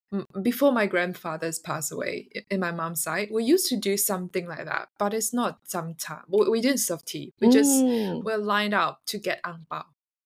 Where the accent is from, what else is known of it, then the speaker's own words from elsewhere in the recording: Sarawak, Malaysia; moved away; I'm from Sarawak, a really, really small town in Sarawak. Because it's a small town, so everything is very peaceful and static there.